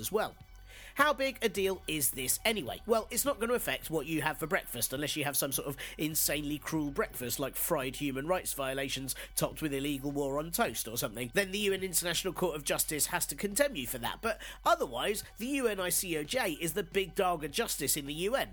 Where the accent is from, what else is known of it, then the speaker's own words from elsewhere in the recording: London, United Kingdom; as a Londoner